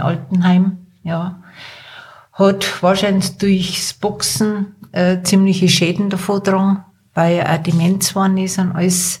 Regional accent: Erding, Bavaria, Germany; now in Wartenberg, Germany; Ich bin in Erding aufgewachsen.

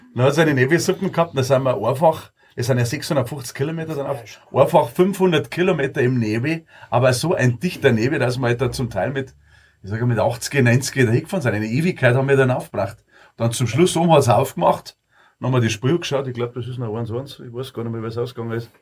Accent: Munich, Bavaria, Germany; bei uns in Minger

